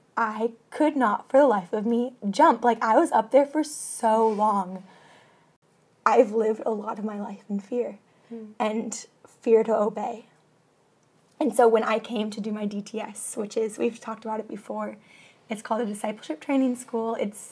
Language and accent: English; Washington, United States; I am from the mountains, I'm from Washington State